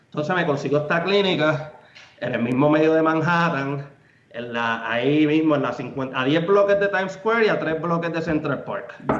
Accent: Aguadilla, Puerto Rico; moved away as an adult; also born or lived in New York; now in Miami, United States; Yo soy originalmente de Aguadilla, Puerto Rico, el West Coast

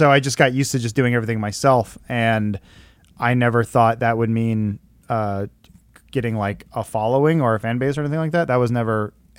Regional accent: Santa Clarita, California, United States; also born or lived in Northridge / Granada Hills / Castaic; Santa Clarita, grew up most of my life, but I was born in Northridge.

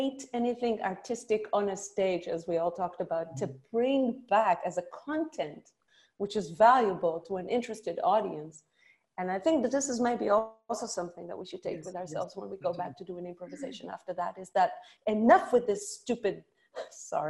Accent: Israel; growing up in Israel and doing a lot of comedy in Israel

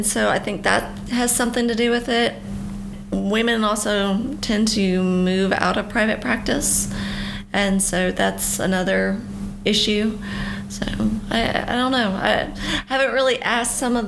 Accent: Fayetteville, Arkansas, United States; I am from Fayetteville, Arkansas, born and raised, and not really ever leaving.

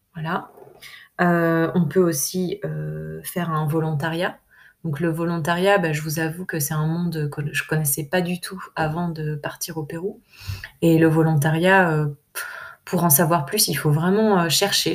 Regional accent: France; en tant que, en tant que française

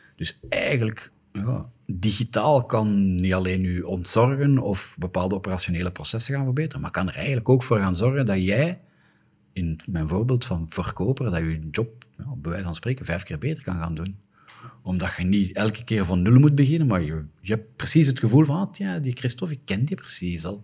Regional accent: Flanders, Belgium; Wij als Vlamingen

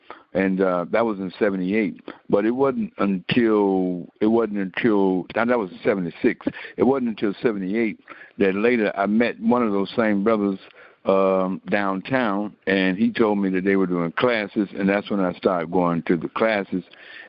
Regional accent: Memphis, Tennessee, United States; And I'm from Memphis, and you got Jerusalem on here.

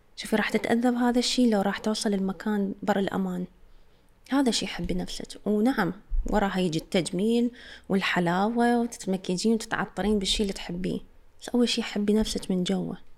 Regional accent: Iraq; عندنا بالعراق

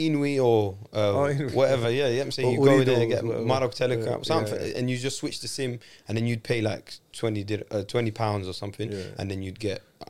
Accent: Morocco; I'm from Kaza.

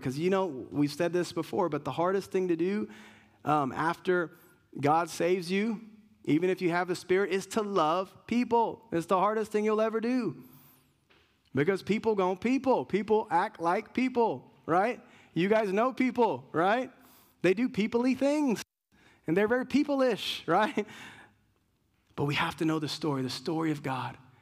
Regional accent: Puerto Rico; I'm Puerto Rican

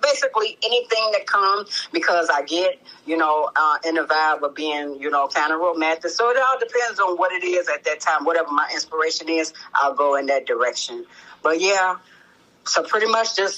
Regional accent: Chicago, Illinois, United States; I'm from Chicago

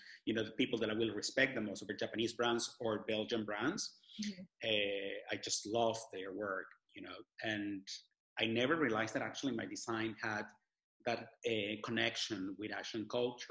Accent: Lima, Peru; English is a second language; moved away; I was born in Peru, I do have something on my clothes that reflects Lima, that's where I was born

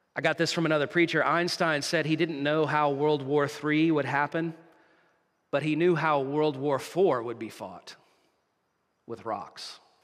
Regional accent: United States; now in Canada; My home country, the U S

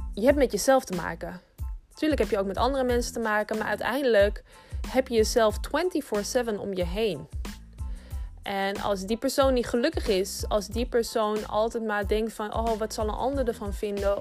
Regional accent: Amsterdam, North Holland, Netherlands; Ik woon al mijn hele leven in Amsterdam. Ik ben een geboren en getogen Amsterdamse. Wellicht dat je het ook wel een beetje kan horen

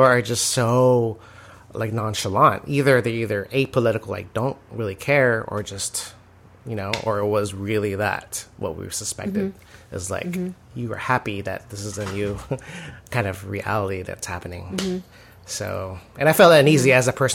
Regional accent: United States; we're just the rude, ugly American, intolerant of other cultures

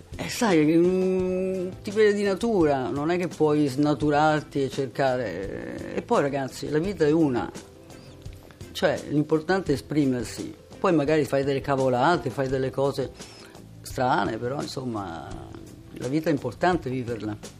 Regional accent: Venice, Veneto, Italy; sono nato a Venezia

